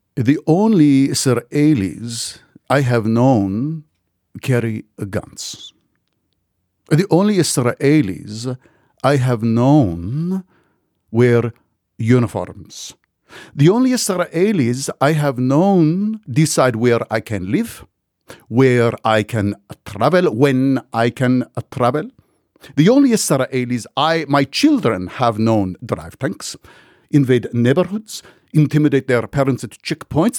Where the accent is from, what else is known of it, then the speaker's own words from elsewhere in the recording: United States; I'm an American Jew